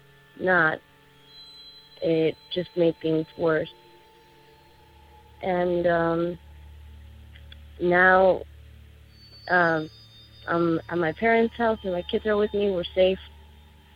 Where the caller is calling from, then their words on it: Tucson, Arizona, United States; I'm calling from Tucson, Arizona.